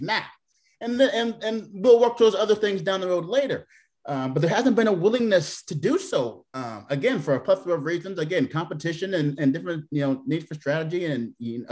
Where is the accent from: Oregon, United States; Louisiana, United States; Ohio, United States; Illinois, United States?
Oregon, United States; Portland; moved away as an adult; also born or lived in Seattle; now in Columbia, United States; I'm from Portland, Oregon